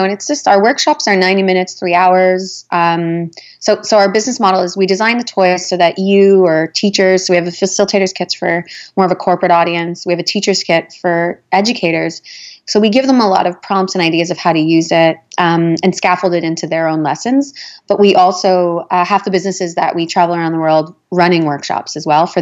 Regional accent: Winnipeg, Manitoba, Canada; moved away; I'm originally from Winnipeg

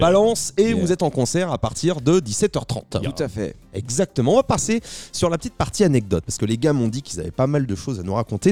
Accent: Saint-Nazaire, Pays de la Loire, France; nous, on vient de Saint-Nazaire, juste à côté de Nantes

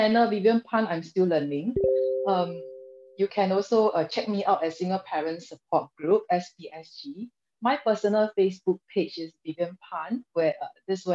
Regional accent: Singapore; I'm a young Singaporean, 36 this year

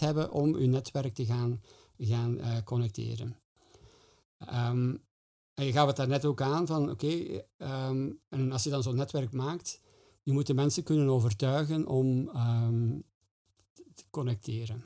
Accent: Flanders, Belgium; wij als Vlamingen

